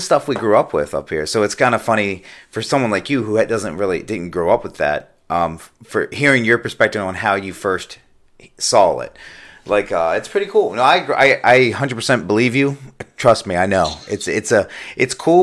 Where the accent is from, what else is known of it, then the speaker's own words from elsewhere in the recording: Maryland, United States; now in Myrtle Beach, United States; growing up in Maryland, I mean, Maryland, it's small